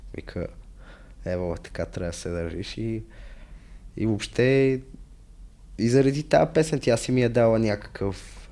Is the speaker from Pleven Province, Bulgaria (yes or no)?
no; Sofia, Sofia City, Bulgaria; аз съм израснал в София, в центъра зона Б5